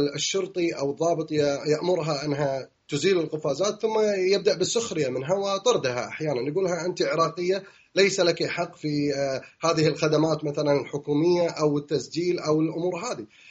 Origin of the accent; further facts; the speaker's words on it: Kuwait; moved away as an adult; now in London, United Kingdom; عندنا في الكويت